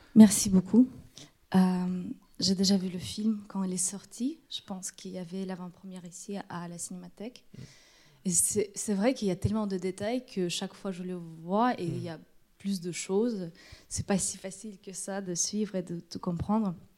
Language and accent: French; Russia; moved away; je suis russe